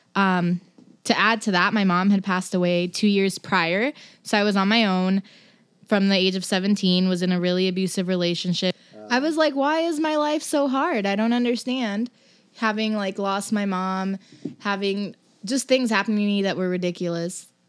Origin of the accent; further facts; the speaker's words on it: Los Angeles, California, United States; also born or lived in New Jersey; now in Portland, United States; I'm from Los Angeles